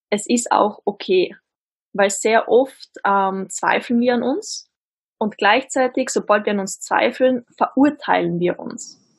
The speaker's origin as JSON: {"language": "German", "country": "Austria", "said": "Ich komme aus Österreich, wie man vermutlich auch hört."}